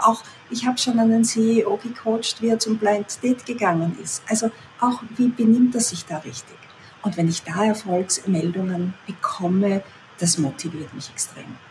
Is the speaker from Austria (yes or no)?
yes; Austria; also born or lived in near Vienna; wohne in der Nähe von Wien, das heißt, bin Österreicherin